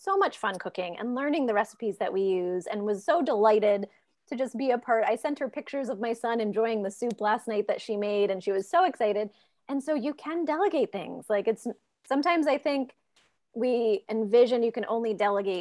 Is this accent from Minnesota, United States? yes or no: no; Maine, United States; I'm from Maine